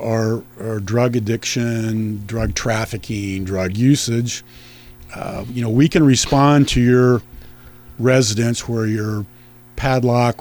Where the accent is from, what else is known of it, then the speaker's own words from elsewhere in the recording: Chester, Illinois, United States; I'm born and raised in Chester. That's my hometown